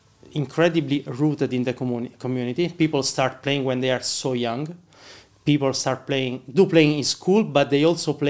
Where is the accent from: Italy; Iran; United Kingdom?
Italy; Rome, Lazio; moved away as an adult; now in Ireland; Yeah, I'm originally from Italy, from Rome, and I moved to Ireland like 4 years ago.